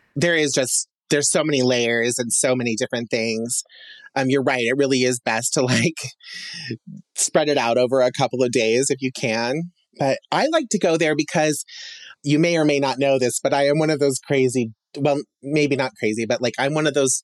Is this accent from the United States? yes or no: yes; Emmett, Idaho, United States; growing up in Emmett, um, you know, there wasn't a whole lot to do.